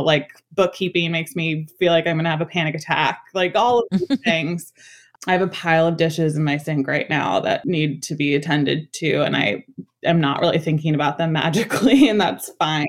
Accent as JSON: {"language": "English", "town": "New York City", "region": "New York", "country": "United States", "tie": "born or raised there", "said": "I was born and raised in Washington Heights"}